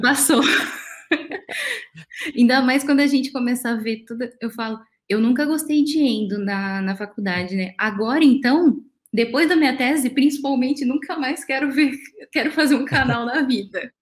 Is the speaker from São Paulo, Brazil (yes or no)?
yes; Araçatuba, São Paulo, Brazil; Eu sou de Aracatuba, do interior de São Paulo